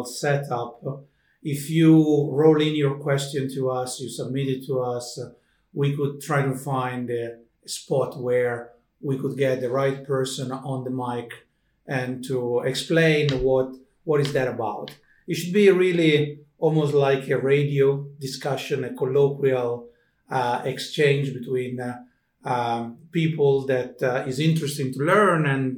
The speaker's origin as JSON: {"language": "English", "country": "Italy", "moved": "as an adult", "lives_now": "Finland", "said": "an Italian living in Finland"}